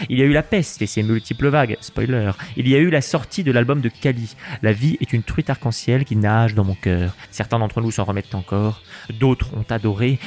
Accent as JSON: {"language": "French", "country": "France", "said": "quand on est français"}